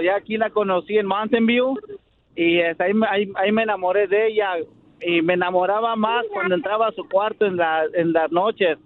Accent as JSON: {"language": "Spanish", "region": "Mexico City", "country": "Mexico", "moved": "yes", "lives_now": "Santa Clara, United States", "said": "yo soy de la Ciudad de México y este radico aquí en Santa Clara, California"}